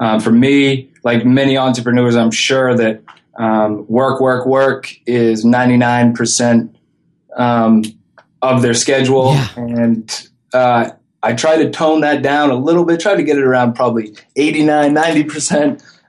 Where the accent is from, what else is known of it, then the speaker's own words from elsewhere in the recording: Maine, United States; And I'm with here with …. We're both from Maine, very proud of it. We relocated down here for different careers a few years ago